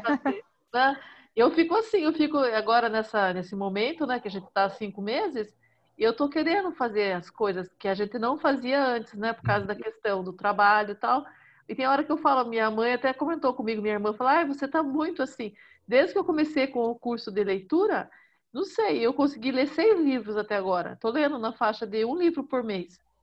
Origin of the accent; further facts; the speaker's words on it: Salto de Pirapora, São Paulo, Brazil; Eu sou do interior de São Paulo, é Salto de Pirapora, é, fica próximo a Sorocaba